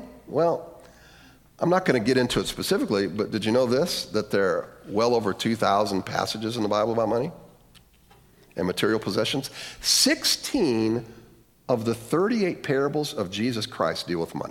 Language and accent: English; Lorain, Ohio, United States; my hometown, Leary, Ohio